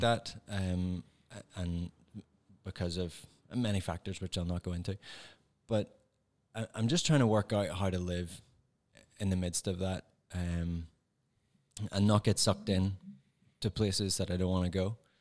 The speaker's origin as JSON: {"language": "English", "region": "Northern Ireland", "country": "United Kingdom", "accent": "Northern Irish", "moved": "as an adult", "lives_now": "Ohio, United States", "said": "I'm from Northern Ireland, so I have that particular accent."}